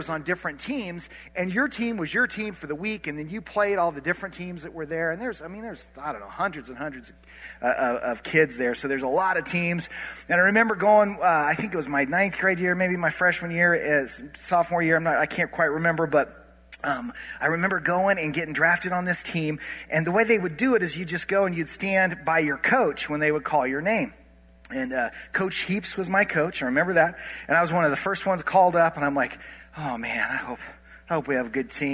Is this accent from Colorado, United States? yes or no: yes; Colorado, United States; I grew up in Colorado, and I grew up going to Mesa State Basketball Camp